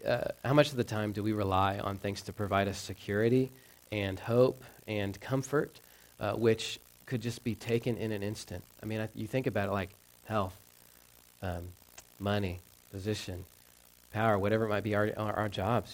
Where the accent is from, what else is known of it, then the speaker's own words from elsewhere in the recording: Texas, United States; moved away; growing up in the South, um, we had lakes, but they were all man-made. I didn't get like how cool or magnificent like lakes could be. In Texas